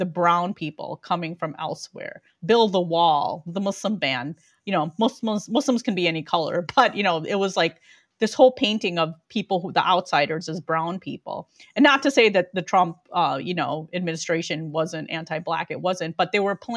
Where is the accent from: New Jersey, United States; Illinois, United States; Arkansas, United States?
Illinois, United States; Chicago; I was born in Chicago, people. I did grow up in the suburbs